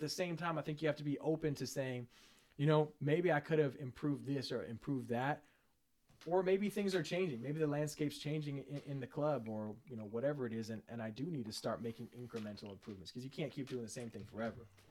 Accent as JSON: {"language": "English", "town": "Seattle", "region": "Washington", "country": "United States", "tie": "born or raised there", "said": "I grew up around here, Seattle"}